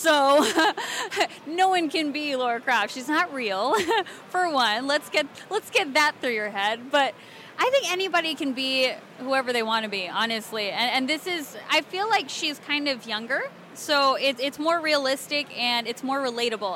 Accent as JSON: {"language": "English", "region": "Alabama", "country": "United States", "tie": "born or raised there", "said": "I grew up in Alabama, so I know Southern"}